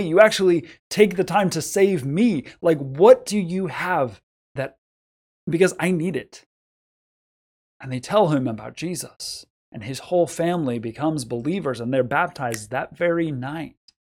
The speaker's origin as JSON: {"language": "English", "country": "United States", "said": "we are American Christians"}